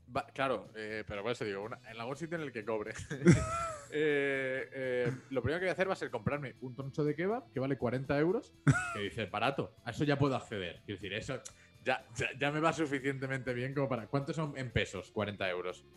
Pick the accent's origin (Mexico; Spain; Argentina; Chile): Spain; Mallorca, Balearic Islands; also born or lived in Rome; yo soy de Mallorca, yo sé lo que es Magaluf